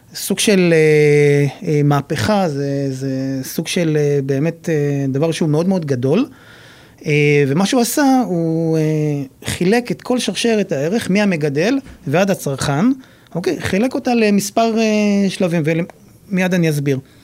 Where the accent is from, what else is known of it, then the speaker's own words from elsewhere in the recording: Nahariya, Northern District, Israel; מגיע מנהריה